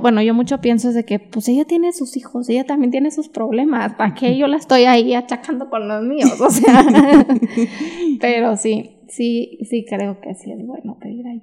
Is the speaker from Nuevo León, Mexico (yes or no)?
yes; Monterrey, Nuevo León, Mexico; moved away as an adult; also born or lived in United States; now in Mexico City, Mexico; tengo que estar en Monterrey